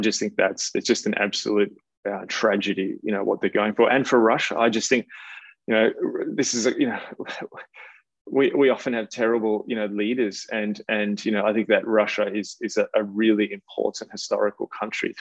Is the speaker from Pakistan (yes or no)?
no; Australia; as an Australian